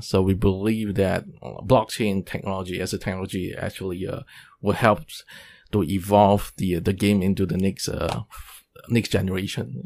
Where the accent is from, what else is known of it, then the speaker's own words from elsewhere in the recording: Singapore; moved away as an adult; now in Taiwan; I'm from Singapore